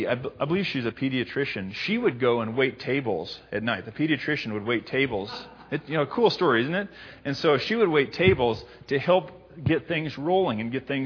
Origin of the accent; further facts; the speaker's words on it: Libby, Montana, United States; moved away; my hometown